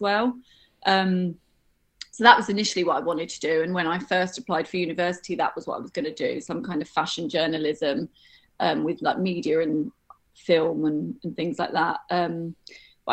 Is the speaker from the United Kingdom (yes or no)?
yes; London, United Kingdom; I grew up in North London